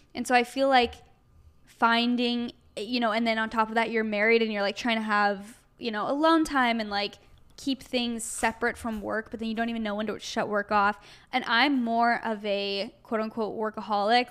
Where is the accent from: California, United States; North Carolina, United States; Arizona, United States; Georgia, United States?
Arizona, United States; now in Los Angeles, United States; we're both from Arizona originally